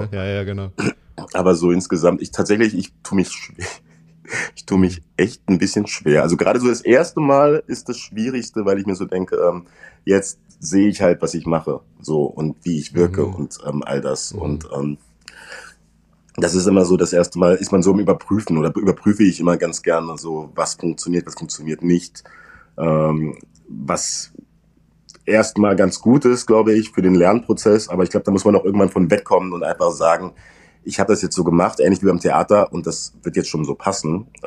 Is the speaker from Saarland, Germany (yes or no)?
yes; Saarland, Germany; accent: Saarland dialect; Also was ich auf jeden Fall lernen musste, ich musste meinen saarländischen Dialekt rauskriegen. Es hätte so eine leichte Färbung.